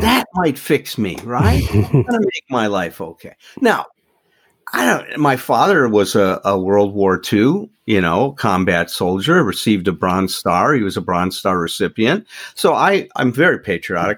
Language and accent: English; Chicago, Illinois, United States; moved away as an adult; now in Doylestown, United States; I grew up in Chicago. So I'm from the Midwest